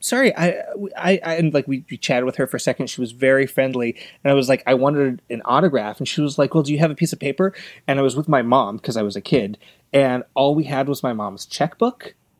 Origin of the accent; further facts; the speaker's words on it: Los Angeles, California, United States; grew up in Los Angeles